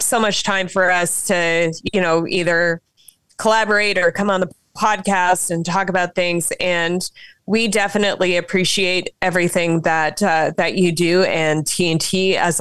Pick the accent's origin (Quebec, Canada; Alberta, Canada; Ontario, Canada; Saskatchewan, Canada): Saskatchewan, Canada; I was pretty young growing up in Saskatchewan